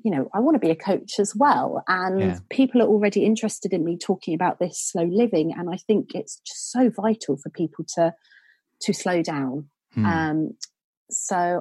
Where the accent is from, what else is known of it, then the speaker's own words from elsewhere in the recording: Suffolk, East of England, United Kingdom; moved away as an adult; I'm from Suffolk originally, so I sort of had that sort of slow countryside upbringing, and then moved straight into cities.